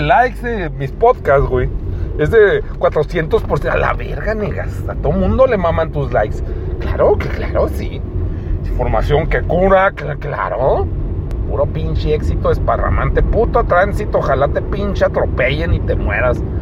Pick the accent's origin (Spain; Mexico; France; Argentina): Mexico; siendo mexicano